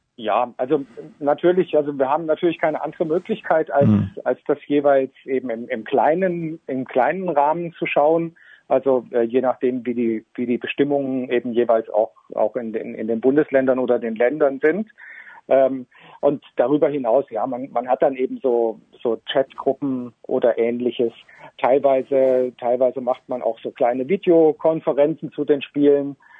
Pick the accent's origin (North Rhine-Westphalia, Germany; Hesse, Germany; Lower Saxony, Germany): Hesse, Germany; Northern; moved away as an adult; now in Switzerland; Ich stamme gebürtig aus Nordhessen und lebe jetzt seit etwas mehr als zehn Jahren in der Schweiz